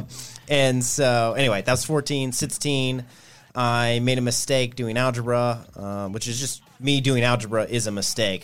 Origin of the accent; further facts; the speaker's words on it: Nashville, Tennessee, United States; grew up in Nashville, Tennessee, on the outskirts, uh, in Bellevue, but still consider Nashville